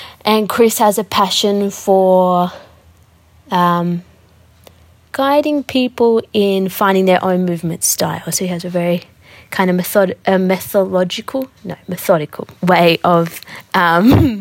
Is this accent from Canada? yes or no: no; Sydney, New South Wales, Australia; I grew up here, born here, tried to move away